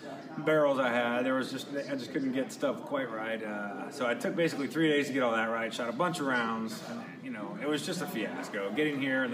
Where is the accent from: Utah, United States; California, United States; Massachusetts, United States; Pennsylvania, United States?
Utah, United States; Kaysville; also born or lived in Florida / Oklahoma; I'm from Kaysville, Utah. I've been there pretty much my whole life.